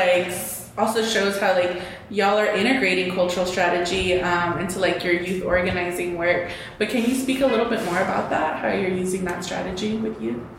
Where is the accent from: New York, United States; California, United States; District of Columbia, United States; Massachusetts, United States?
California, United States; Fresno; Growing up in the Central Valley, I grew up in Fresno